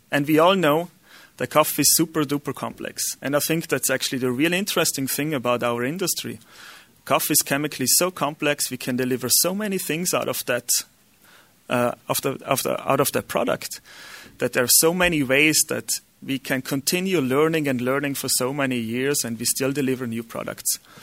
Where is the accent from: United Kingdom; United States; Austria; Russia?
Austria; English is a second language; I'm Austrian, so my accent is not really accurate.